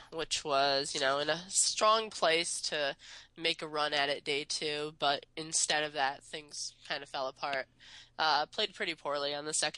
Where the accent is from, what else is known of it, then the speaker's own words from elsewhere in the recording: Michigan, United States; moved away as an adult; also born or lived in Pennsylvania; I grew up in Michigan